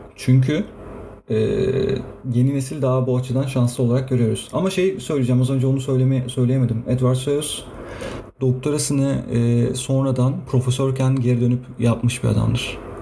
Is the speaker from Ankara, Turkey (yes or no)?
no; İzmir, Turkey; İzmir, İzmirliyim ben.